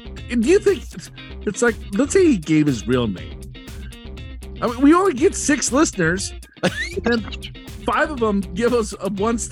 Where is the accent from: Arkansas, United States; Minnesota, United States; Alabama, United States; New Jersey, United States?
Minnesota, United States; moved away; growing up in Minnesota